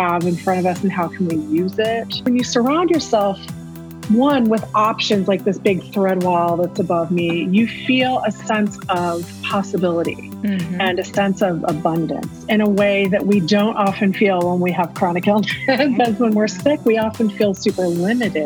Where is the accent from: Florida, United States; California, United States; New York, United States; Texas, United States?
Texas, United States; Houston; moved away as an adult; also born or lived in Chicago area, Illinois; now in Chicago, United States; I'm originally from Houston. So people don't normally think of me as being a Texan. I mean, I've lived here in the Chicago area for more than 25 years. But I'm still a Texan at heart. I still say y'all all the time